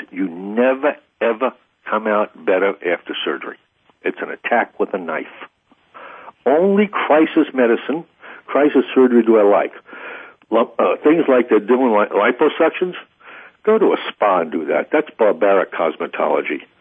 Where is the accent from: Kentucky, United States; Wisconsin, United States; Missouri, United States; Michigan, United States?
Missouri, United States; I'm very avant-garde, but you know, I'm from Missouri.